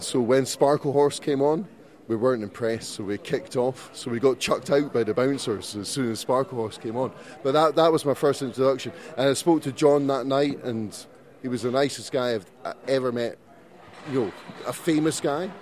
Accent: Scotland, United Kingdom; Flew from Scotland three days ago

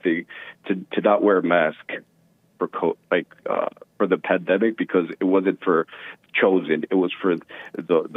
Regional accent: New York City, New York, United States; I was born in Queens.

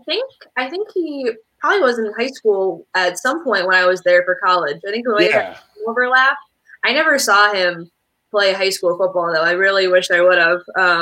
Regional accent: northwest Ohio, United States; born or raised there; also born or lived in Athens, Ohio

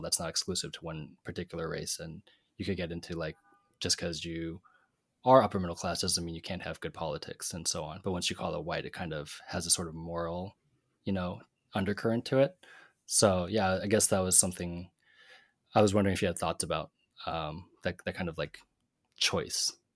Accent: Pacific Northwest, United States; Tam and me growing up in the Pacific Northwest

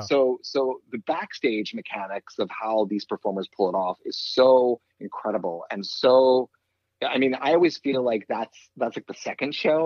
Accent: East Coast, United States; I grew up on the East Coast

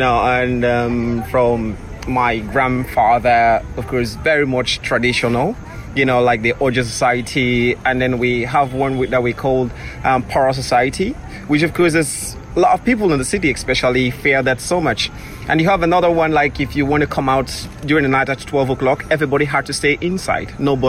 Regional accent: Freetown, Western Area, Sierra Leone; Yes, I grew up in Freetown.

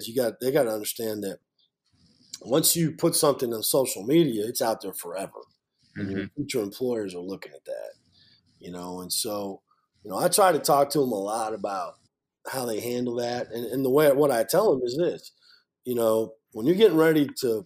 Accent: Iowa City, Iowa, United States; moved away as an adult; I grew up in Iowa City, right outside of Iowa City, Iowa

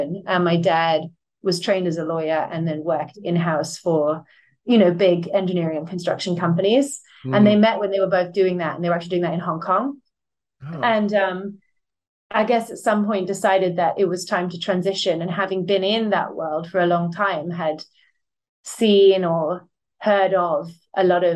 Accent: Buckinghamshire, South East England, United Kingdom; I grew up in Buckinghamshire

